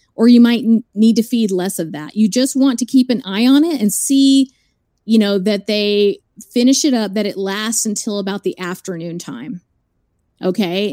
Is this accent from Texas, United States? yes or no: yes; Dallas, Texas, United States; I grew up in Dallas